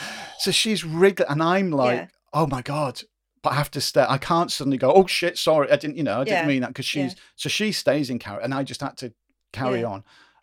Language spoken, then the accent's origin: English; United Kingdom; because we're, you know, we're British, we don't have Thanksgiving Day over here.